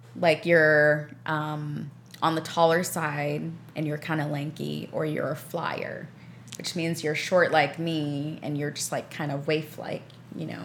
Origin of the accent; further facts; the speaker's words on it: New York City, New York, United States; there's not a whole ton of green space in Queens where I grew up